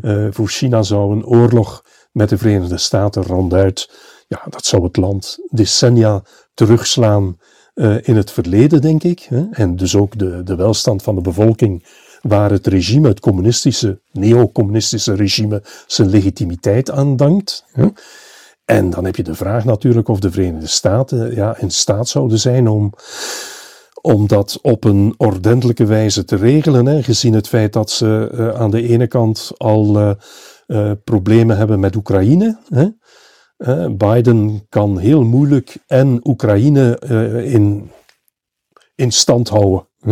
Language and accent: Dutch; Flanders, Belgium; bij ons in Vlaanderen